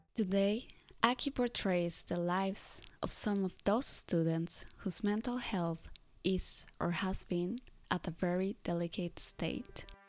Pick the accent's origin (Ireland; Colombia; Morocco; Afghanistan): Colombia; now in Japan; I come from Colombia